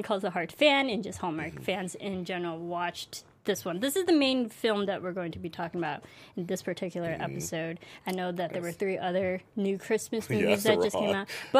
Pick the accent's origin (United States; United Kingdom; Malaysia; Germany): United States; I'm American.